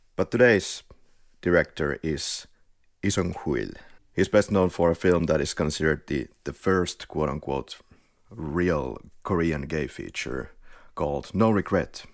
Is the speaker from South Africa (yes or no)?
no; Finland; accent: Finnish rally accent; English is a second language; now in Spain; we're from Finland. I live in Malagötu in Spain